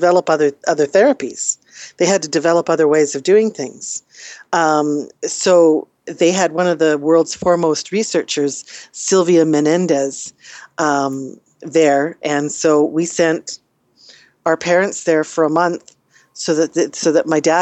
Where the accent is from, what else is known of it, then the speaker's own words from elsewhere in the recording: Canada; we're Canadian